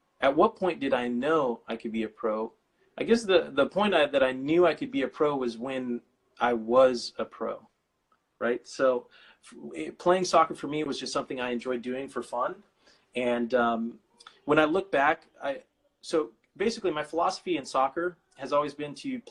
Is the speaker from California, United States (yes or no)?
yes; Bakersfield, California, United States; I was born and raised in Bakersfield